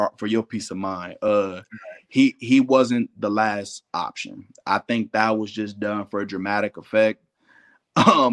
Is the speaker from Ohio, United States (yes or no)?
yes; Ohio, United States; I'm from Ohio